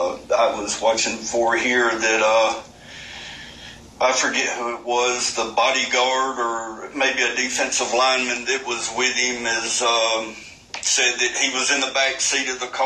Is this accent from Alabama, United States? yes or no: yes; Hueytown, Alabama, United States; the high school in my hometown. He was a Hueytown Golden Gopher.